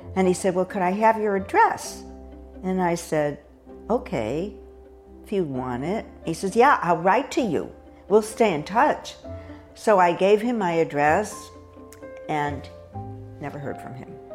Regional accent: Hartford, Connecticut, United States; moved away as an adult; I grew up in Hartford, Connecticut, where I spent the first 18 years of my life and never moved back after

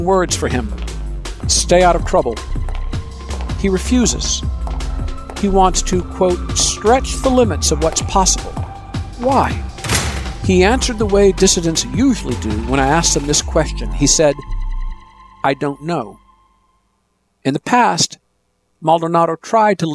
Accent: Ann Arbor, Michigan, United States; When I was growing up in Ann Arbor, Michigan

